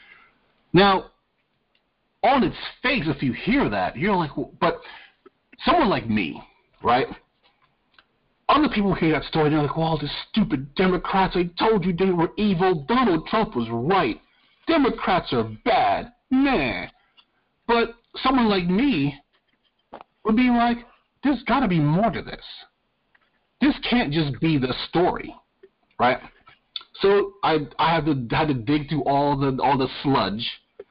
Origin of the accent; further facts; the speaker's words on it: New York, United States; moved away; I'm originally from New York. I grew up in New York.